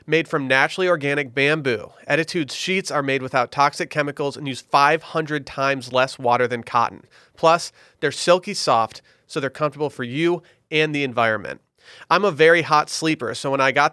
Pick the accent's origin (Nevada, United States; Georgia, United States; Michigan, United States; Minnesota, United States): Michigan, United States; near Traverse City; born or raised there